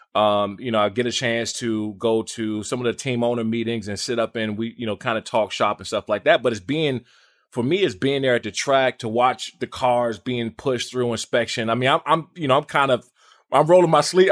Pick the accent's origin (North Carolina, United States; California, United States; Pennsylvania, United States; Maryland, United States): Maryland, United States; Washington D.C. area; I grew up in Maryland, Washington D.C. area